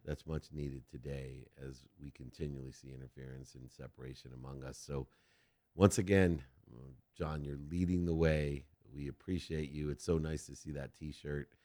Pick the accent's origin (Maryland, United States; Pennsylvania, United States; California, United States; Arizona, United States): California, United States; San Diego; I was from San Diego